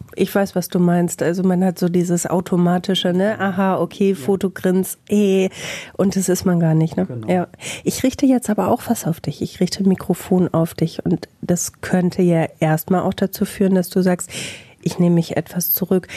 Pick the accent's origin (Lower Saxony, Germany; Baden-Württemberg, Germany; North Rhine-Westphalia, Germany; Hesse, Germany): North Rhine-Westphalia, Germany; Bielefeld